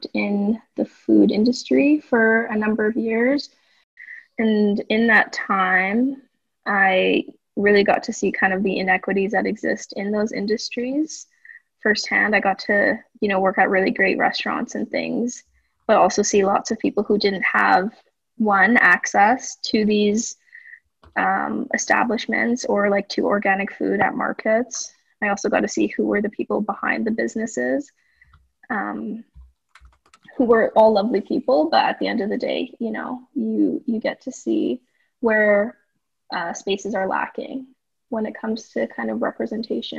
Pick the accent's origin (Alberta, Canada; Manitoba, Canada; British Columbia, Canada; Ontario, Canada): Alberta, Canada; Edmonton; moved away as an adult; now in Vancouver, Canada; I'm from Edmonton, Alberta.